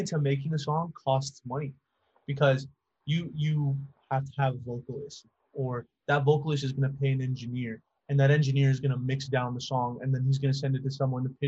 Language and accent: English; Las Cruces, New Mexico, United States; moved away as an adult; now in El Paso, United States; I live in El Paso, which is like right on the border of Mexico, and then 45-minute drive from where I grew up in Las Cruces, New Mexico